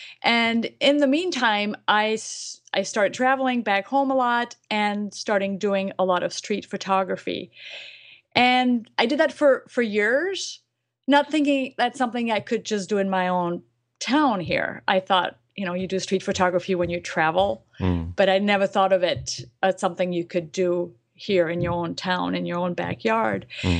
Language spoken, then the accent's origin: English; France; English is a second language; now in United States; I moved to the States. I'm from France, and I'm actually a French citizen. I'm a resident of the United States.